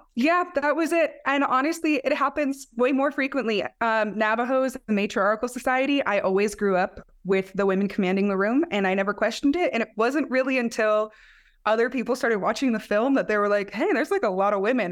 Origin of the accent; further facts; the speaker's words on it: Black Mesa, Arizona, United States; And I'm from Black Mesa, it's where I was born, raised.